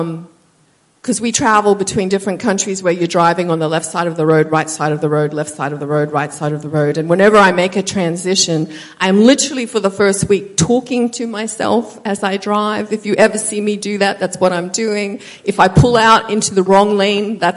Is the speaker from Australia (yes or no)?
yes; Australia; moved away as an adult; also born or lived in United States; I'm Australian, so I came to America